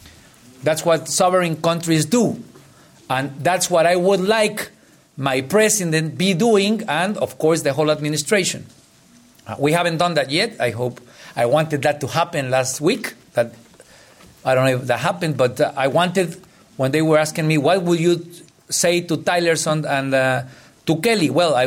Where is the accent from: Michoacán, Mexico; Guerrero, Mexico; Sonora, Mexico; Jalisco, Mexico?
Guerrero, Mexico; I used to be the Minister for Rural Affairs in my hometown, which is a very poor one. I'm from the state of Guerrero.